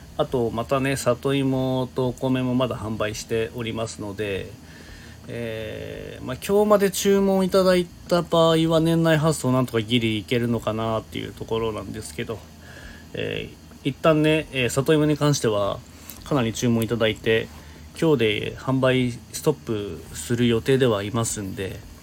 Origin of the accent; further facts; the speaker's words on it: Niigata, Japan; 新潟に住んでて小さい頃からねもう雪国で育って